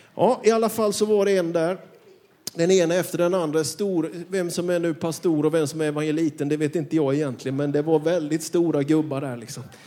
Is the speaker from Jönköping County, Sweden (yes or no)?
yes; Björkeby, Jönköping County, Sweden; Jag kommer från Björkeby utanför Vetlanda. Jag är uppvuxen i en by med mer kossor än människor till invånare